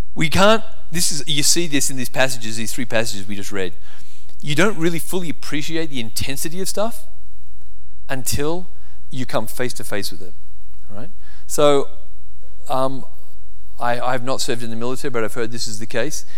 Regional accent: Australia; now in United States

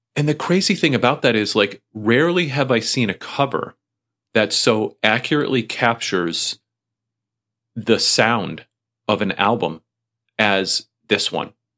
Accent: Springfield, United States; my hometown. They're coming through Springfield

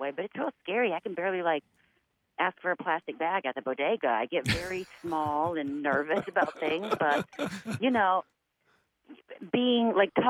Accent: United States; I was born in America

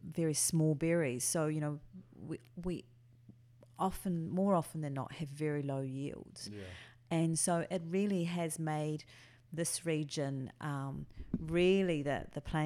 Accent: west coast near Wellington, New Zealand; I was born in New Zealand. actually not that far from Martinborough, but on the other coast

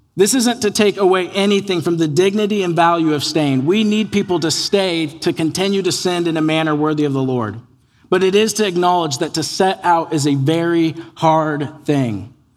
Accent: United States; born or raised there

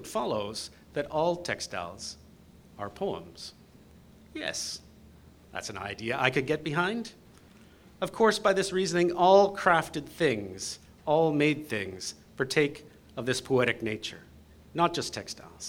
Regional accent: London, Ontario, Canada; I grew up in London, Ontario.

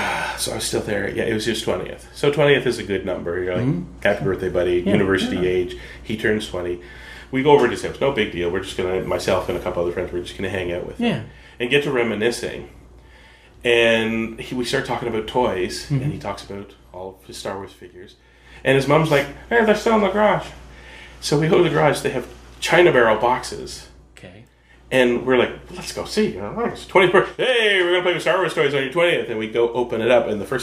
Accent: Prince Edward Island, Canada; I grew up in the Maritimes, Prince Edward Island, not a lot of theaters around.

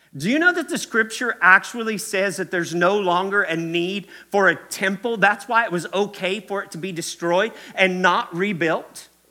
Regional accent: Kentucky, United States; I'm from Kentucky. That's why I say y'all a lot

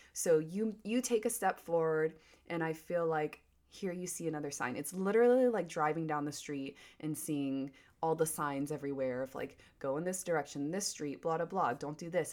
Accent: Wilmington, North Carolina, United States; moved away as an adult; also born or lived in California; Wilmington, North Carolina is my hometown

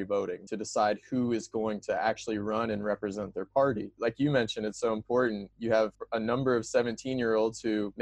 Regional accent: Missouri, United States; I am from Missouri, which is almost always a red state

